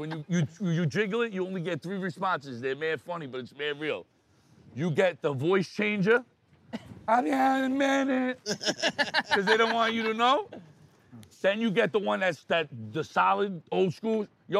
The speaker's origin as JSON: {"language": "English", "town": "New York City", "region": "New York", "country": "United States", "tie": "born or raised there", "also_born_or_lived": "Queens, New York", "said": "But I'm born in Brooklyn. Where we're from in Brooklyn is border Queens."}